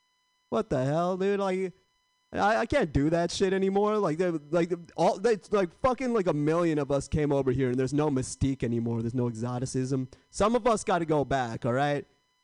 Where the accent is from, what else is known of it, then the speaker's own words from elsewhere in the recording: India; now in United States; I'm Indian, if you couldn't tell, and I like being Indian, but I feel like I missed the prime time to be Indian in America.